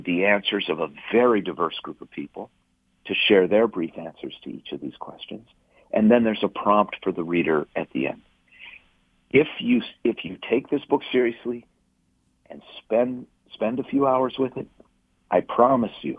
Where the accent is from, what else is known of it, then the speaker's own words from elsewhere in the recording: St. Louis Park, Minnesota, United States; I was born in 1960 in St. Louis Park, Minnesota